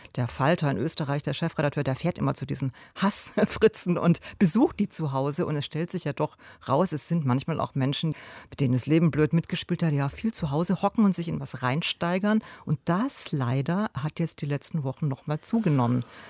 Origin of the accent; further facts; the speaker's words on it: Cologne, North Rhine-Westphalia, Germany; bei uns in Köln